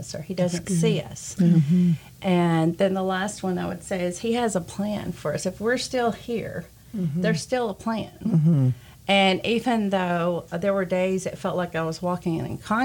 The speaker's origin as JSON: {"language": "English", "town": "Cleveland", "country": "United States", "tie": "born or raised there", "moved": "yes", "said": "to move back to my hometown of Cleveland"}